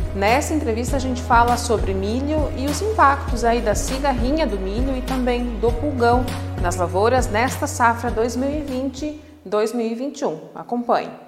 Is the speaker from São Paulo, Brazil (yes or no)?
no; Santa Catarina, Brazil; Santa Catarina também, a minha terra, de onde eu sou natural